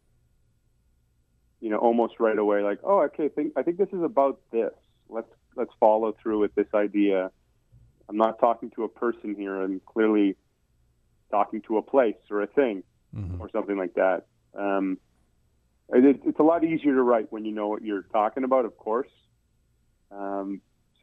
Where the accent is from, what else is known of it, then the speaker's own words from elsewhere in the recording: Winnipeg, Manitoba, Canada; growing up in Winnipeg and being a Winnipeg guy